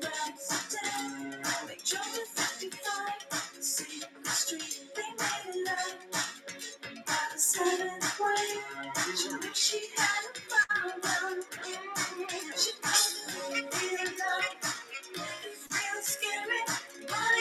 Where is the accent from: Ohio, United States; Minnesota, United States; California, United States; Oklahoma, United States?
California, United States; growing up in California